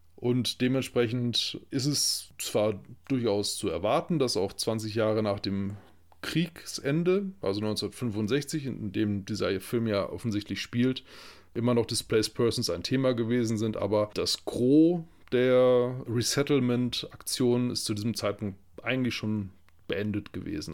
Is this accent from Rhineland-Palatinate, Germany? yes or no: no; Lippe, North Rhine-Westphalia, Germany; als äh, gebürtige Lipper